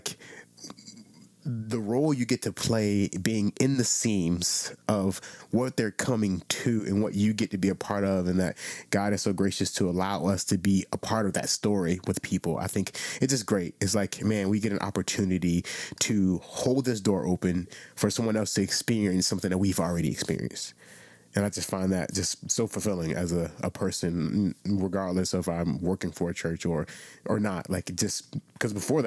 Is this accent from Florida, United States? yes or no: yes; South Florida, United States; I was born in South Rancho, Florida, South Florida, small church. My grandmother's church was probably 30 people